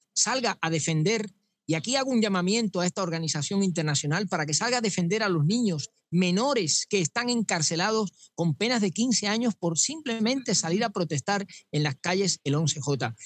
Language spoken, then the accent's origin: Spanish; Santiago de las Vegas, Havana, Cuba; now in Spain; mi pueblo en Santiago de las Vegas